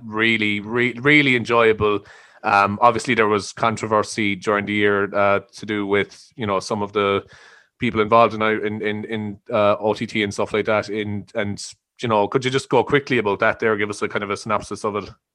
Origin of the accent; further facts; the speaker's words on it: Ireland; I think we're raised to be quite patriotic and quite, you know, proud of where we're from and respectful